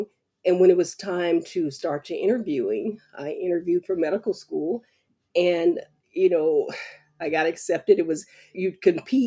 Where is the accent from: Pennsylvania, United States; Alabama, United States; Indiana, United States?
Alabama, United States; about 30 minutes from Bayou La Batre; this little town of Biola Battery, which is about 30 minutes from my hometown, right across the bay